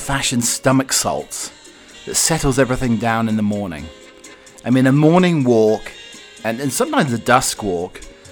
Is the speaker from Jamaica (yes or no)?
no; United Kingdom; now in Colorado, United States; your British butler